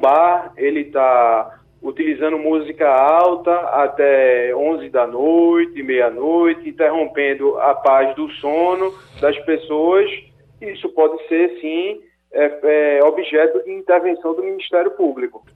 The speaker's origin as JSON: {"language": "Portuguese", "country": "Brazil", "said": "enquanto brasileiro"}